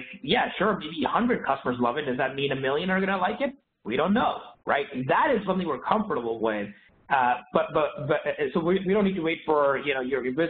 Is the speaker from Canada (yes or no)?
yes; Canada; now in San Francisco, United States; I grew up in Canada